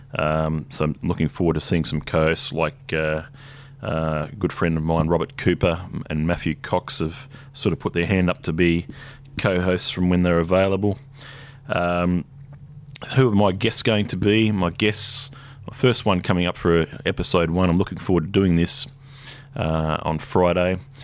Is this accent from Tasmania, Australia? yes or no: yes; Hobart, Tasmania, Australia; now in Brisbane, Australia; I moved up here eighteen years ago. I was born in Hobart